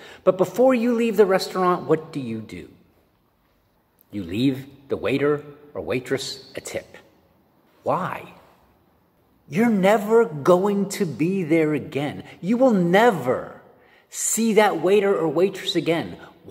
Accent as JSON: {"language": "English", "town": "Pittsburgh", "region": "Pennsylvania", "country": "United States", "said": "I'm from Pittsburgh."}